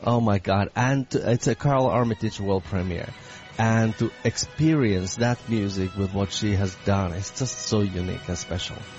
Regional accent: Finland; also born or lived in San Francisco; now in Boston, United States; my background is, of course, I come from Finland.

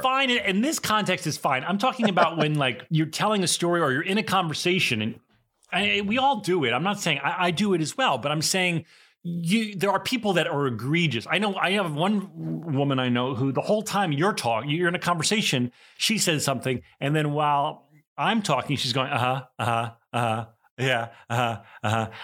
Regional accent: East Coast, United States; the stereotypic East Coast Jewish, you know, guy

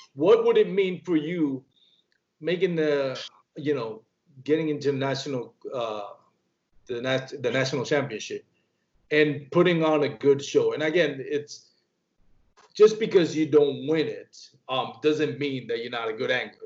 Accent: Puerto Rico; I grew up in Puerto Rico.

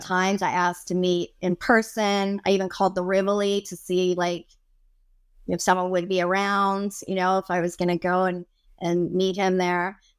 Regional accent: Canada; I'm Canadian

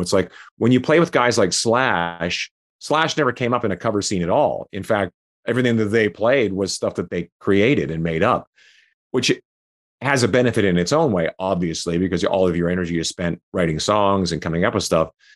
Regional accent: Saskatchewan, Canada; moved away as an adult; also born or lived in Calgary; I was living in Calgary, um, I was from Saskatchewan

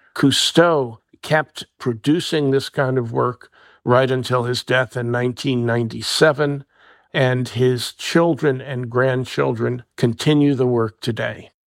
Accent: New Jersey, United States; My home state of New Jersey

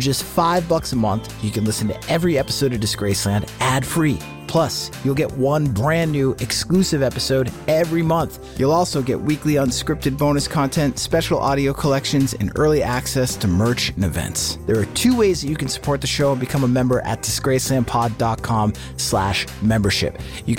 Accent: Boston, Massachusetts, United States; I am from Boston, the Boston area

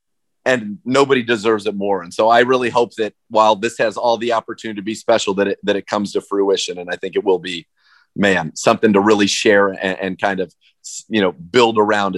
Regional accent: San Francisco Bay Area, California, United States; now in Cleveland, United States; I grew up in the San Francisco Bay Area

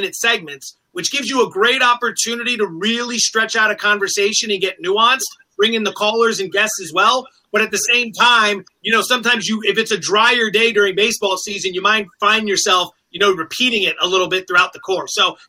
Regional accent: Northeast, United States; moved away as an adult; I'm from the Northeast originally, but now I've, you know, been out West for a while.

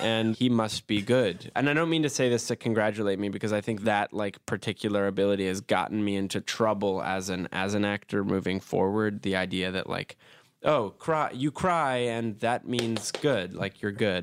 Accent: New York City, New York, United States; I was born and raised in Brooklyn, New York

